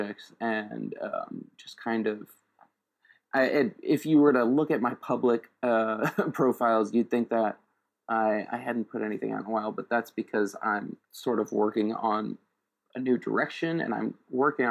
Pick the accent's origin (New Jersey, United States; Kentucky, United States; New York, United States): New York, United States; New York City; I'm originally from New York City, and I actually still live not far from where I grew up.